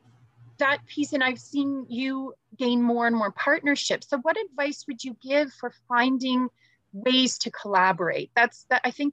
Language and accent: English; York Region, Greater Toronto Area, Ontario, Canada; I grew up in Northern Ontario, or I was born in Northern Ontario, but then grew up in York Region, in the GTA